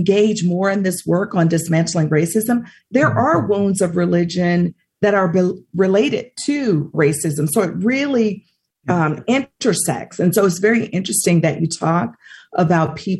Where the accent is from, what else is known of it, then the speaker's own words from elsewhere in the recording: near Oxford, Mississippi, United States; I was 15 minutes away from where James Meredith actually integrated the University of Mississippi.